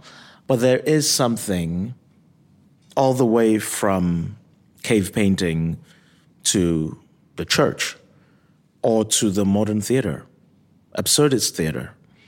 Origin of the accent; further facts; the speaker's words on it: Nigeria; also born or lived in Michigan, United States; now in Kalamazoo, United States; So when I was born in Michigan, I was baptized there. I was in Nigeria for 17 years, and in the interim, I got even more religious than what my upbringing was.